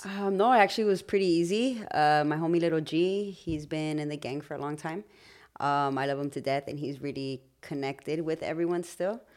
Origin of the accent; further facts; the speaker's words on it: Los Angeles, California, United States; growing up in Highland Park, finding our identity